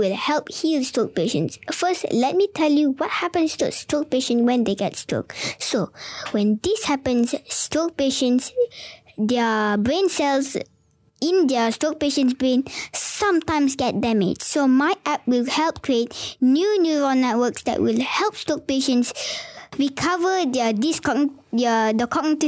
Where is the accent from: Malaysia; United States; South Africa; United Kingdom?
Malaysia; Dengkil, Selangor; I am from Dengkil, Selangor.